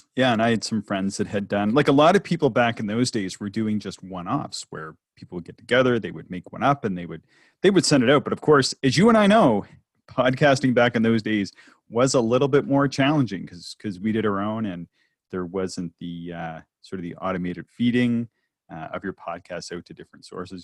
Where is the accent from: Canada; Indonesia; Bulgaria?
Canada; also born or lived in West Coast, United States; I'm a Canadian